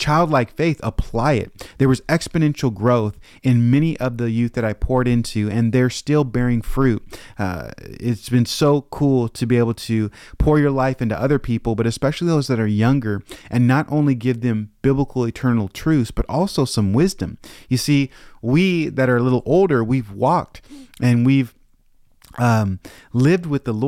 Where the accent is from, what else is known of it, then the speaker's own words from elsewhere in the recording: Tacoma, Washington, United States; I grew up in Calvary Chapel of Tacoma, which was a smaller church